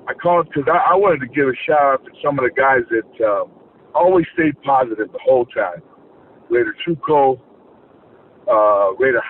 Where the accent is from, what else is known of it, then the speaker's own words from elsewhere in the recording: San Diego, California, United States; I grew up in San Diego.